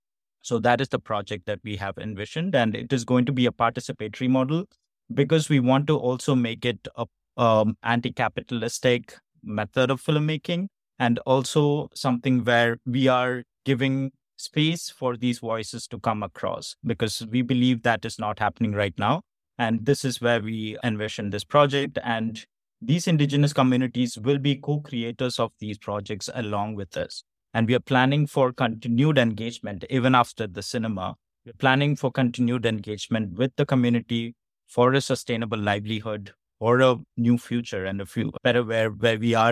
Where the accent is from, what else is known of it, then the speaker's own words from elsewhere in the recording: Kerala, India; I'm from Kerala in South India, and we are currently experiencing climate change.